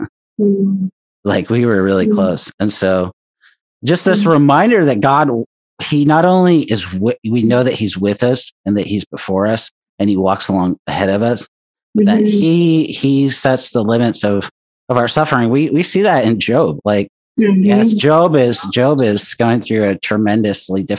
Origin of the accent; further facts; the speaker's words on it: California, United States; now in Oregon, United States; being Californian out here in Oregon